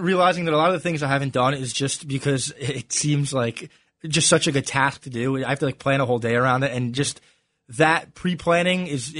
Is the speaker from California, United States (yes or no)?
no; New Jersey, United States; I'm from Jersey and I've never gone to AC.